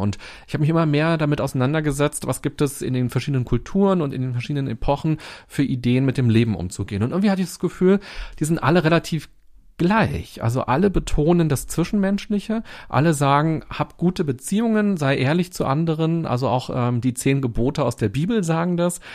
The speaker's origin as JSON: {"language": "German", "region": "Berlin", "country": "Germany", "said": "Als Berliner"}